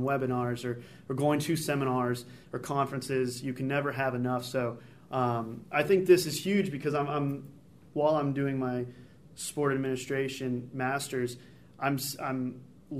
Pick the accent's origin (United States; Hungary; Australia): United States; Chicago, Illinois; moved away as an adult; now in Buies Creek, United States; I'm from Chicago